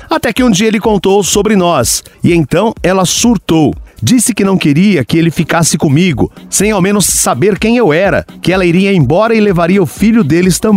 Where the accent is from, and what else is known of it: Belo Horizonte, Minas Gerais, Brazil